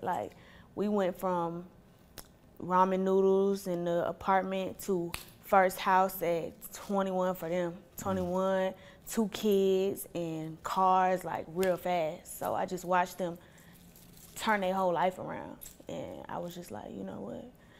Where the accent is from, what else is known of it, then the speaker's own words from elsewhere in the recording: Ohio, United States; born there; also born or lived in Atlanta, United States; So my parents, they from Ohio. They had me, I was born in Ohio. They had me, my mom was 15, so teen parents, high school, whatever. They graduated high school, moved to Atlanta.